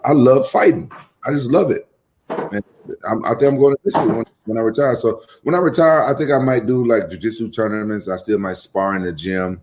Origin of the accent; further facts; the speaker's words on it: Memphis, Tennessee, United States; my hometown, Memphis